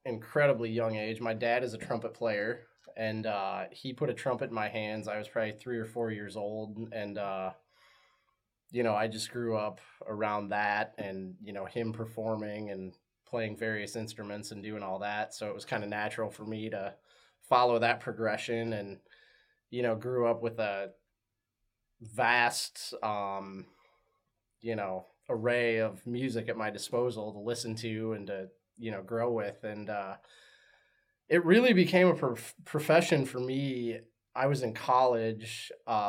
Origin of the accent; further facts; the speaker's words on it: West Des Moines, Iowa, United States; I was born and raised right here in Des Moines. Born and raised here. Grew up in West Des Moines